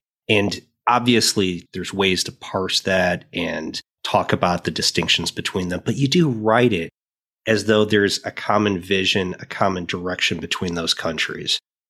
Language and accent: English; United States; as an American